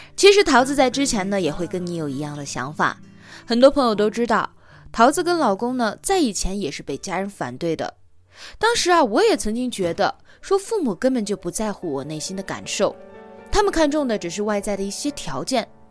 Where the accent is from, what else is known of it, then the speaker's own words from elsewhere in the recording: China; 在我们中国人的传统印象当中